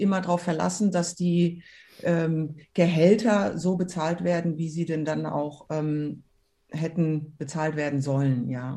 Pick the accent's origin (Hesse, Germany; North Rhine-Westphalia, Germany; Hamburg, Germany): Hesse, Germany; Frankfurt; Frankfurt äh, war immer meine Heimat und da bin ich groß geworden